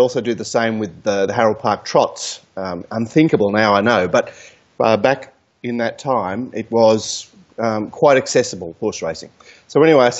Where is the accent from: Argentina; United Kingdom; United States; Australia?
Australia